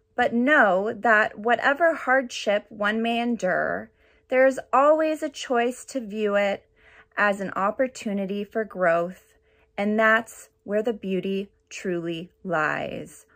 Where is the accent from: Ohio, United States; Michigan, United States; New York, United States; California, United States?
California, United States; Orange County; I'm from Orange County, California.